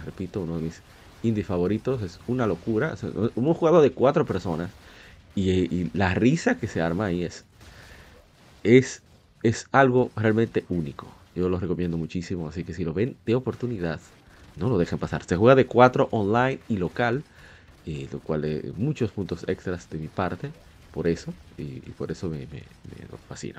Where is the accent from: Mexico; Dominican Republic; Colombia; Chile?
Dominican Republic; como decimos aquí en mi país, en República Dominicana